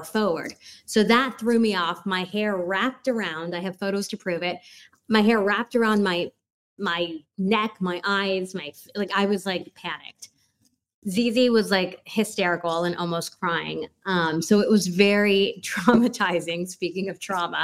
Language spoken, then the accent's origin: English; Los Angeles, California, United States; now in Miami, United States; I grew up in like the Los Feliz Hollywood area